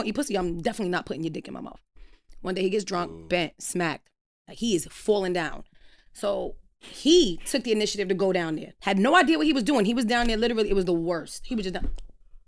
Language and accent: English; New York City, New York, United States; We're all from Brooklyn